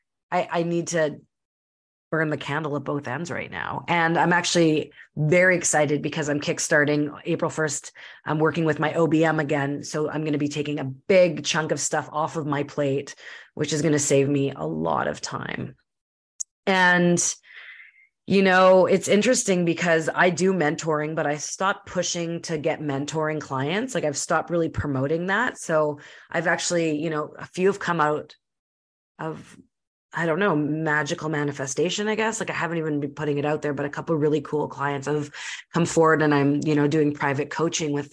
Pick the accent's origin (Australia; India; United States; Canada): Canada; Winnipeg, Manitoba; born or raised there; now in British Columbia, Canada